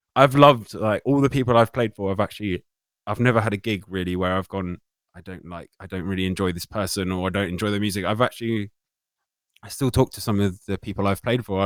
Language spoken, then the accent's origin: English; United Kingdom; being British